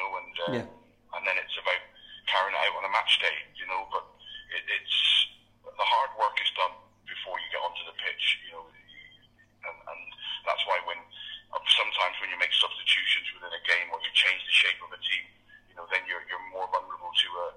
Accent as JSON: {"language": "English", "town": "Plymouth", "region": "South West England", "country": "United Kingdom", "tie": "born or raised there", "said": "obviously my hometown club"}